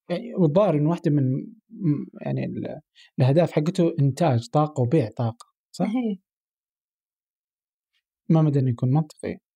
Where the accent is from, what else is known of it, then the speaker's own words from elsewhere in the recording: Oman; أقدر كعماني أقدر أفهم أكثر